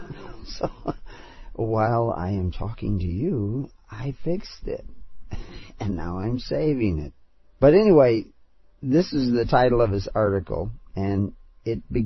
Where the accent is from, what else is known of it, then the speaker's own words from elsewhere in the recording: United States; accent: American; my American accent